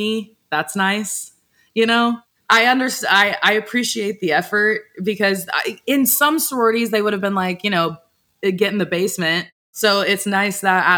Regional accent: Texas, United States; moved away as an adult; also born or lived in Alabama; where I grew up in Texas, like I grew up in one of those, I don't even know how to describe the place I'm from. It's like very cookie cutter white suburbia

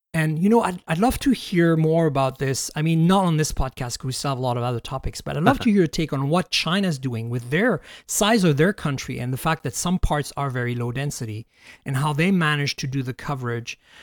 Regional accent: Canada; now in United States; I'm Canadian

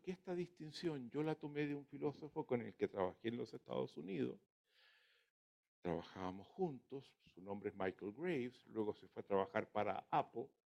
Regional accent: Chile; somos los, los chilenos

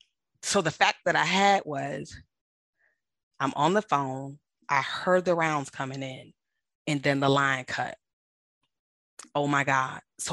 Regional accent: United States; I love being American, and I love my freedom of speech and the freedom of the press

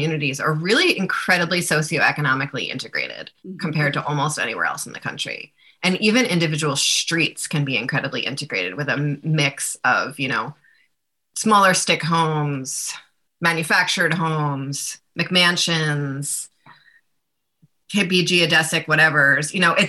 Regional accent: New York, United States; now in Vermont, United States; I grew up in New York

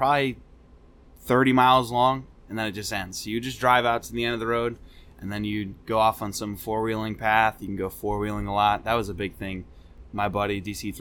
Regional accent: Bethel, Connecticut, United States; moved away as an adult; also born or lived in Alaska; now in Newport, Rhode Island, United States; I grew up in Connecticut

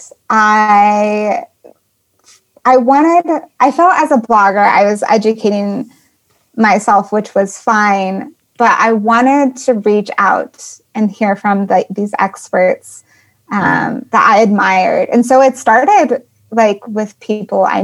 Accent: Colorado, United States; moved away; I'm from Colorado initially

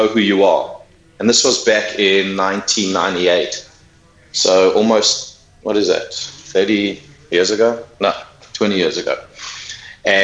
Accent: Johannesburg, Gauteng, South Africa; moved away as an adult; now in New York, United States; I'm actually South African. I moved to New York from Johannesburg 7.5 years ago

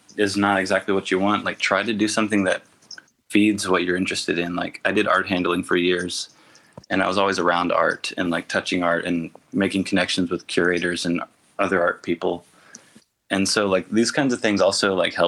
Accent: Tennessee, United States; being an artist from Tennessee

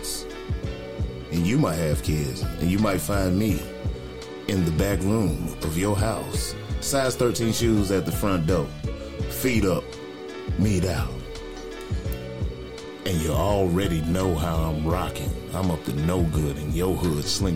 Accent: North Carolina, United States; I'm from North Carolina

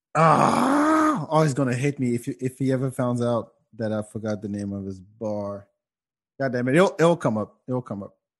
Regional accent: Senegal; moved away; I'm from Africa and in in in Senegal

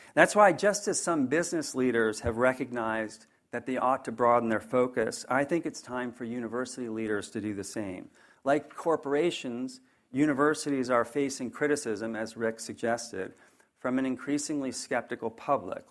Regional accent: northern New Jersey, United States; now in Charlottesville, United States; I grew up in a small blue-collar town in northern New Jersey

